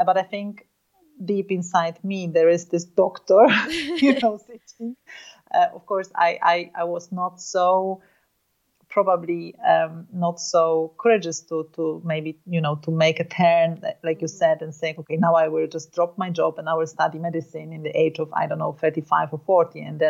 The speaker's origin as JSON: {"language": "English", "country": "Poland", "tie": "born or raised there", "said": "I was born and raised in Poland"}